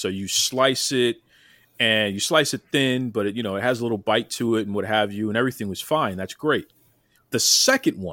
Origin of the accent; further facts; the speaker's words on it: Boston, Massachusetts, United States; I'm in Boston. I'm born and raised in Boston